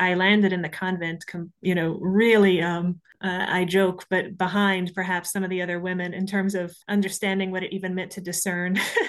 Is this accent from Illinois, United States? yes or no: no; Louisiana, United States; now in Ireland; Well, I grew up in Louisiana and with a bunch of snakes and alligators.